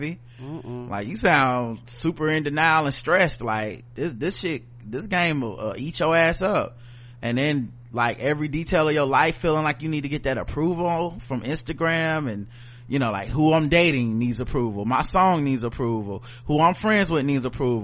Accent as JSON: {"language": "English", "region": "North Carolina", "country": "United States", "said": "we're from North Carolina"}